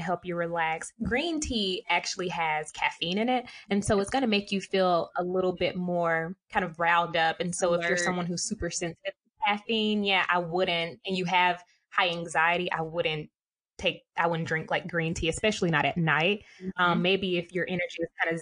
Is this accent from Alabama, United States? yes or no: yes; Alabama, United States; Alabama. Like, I'm real country